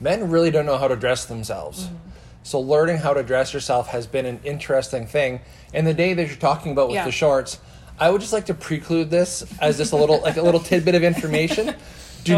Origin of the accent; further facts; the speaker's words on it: Saskatchewan, Canada; as a guy growing up in Saskatchewan